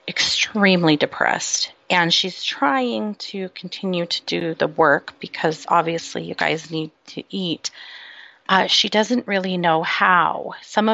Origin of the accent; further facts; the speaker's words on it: Utah, United States; also born or lived in Idaho; I swear I don't have a speech impediment, and I'm from Utah and Idaho.